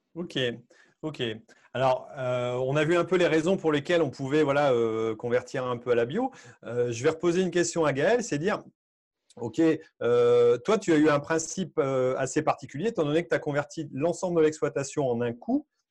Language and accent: French; Hauts-de-France, France; chez, nous, chez nous, euh, dans les Hauts-de-France